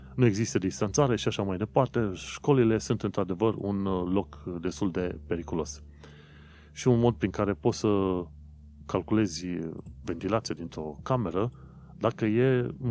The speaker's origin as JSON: {"language": "Romanian", "country": "Romania", "said": "noi, ca români"}